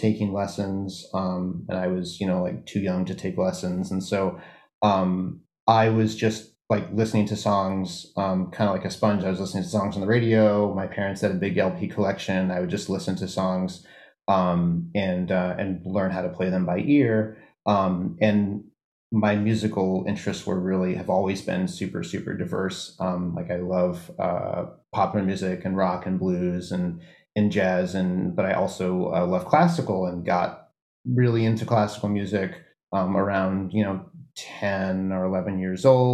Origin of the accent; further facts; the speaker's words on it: New Orleans, Louisiana, United States; I grew up in New Orleans, Louisiana